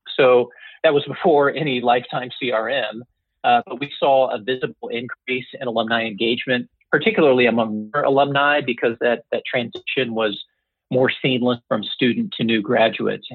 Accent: Indiana, United States; I eventually returned to my home state and joined Indiana University.

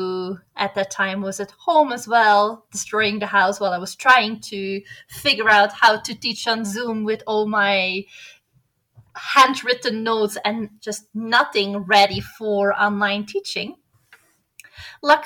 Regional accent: Belgium; moved away as an adult; also born or lived in Atlanta, United States / Netherlands; now in Quito, Ecuador; I'm originally from Belgium

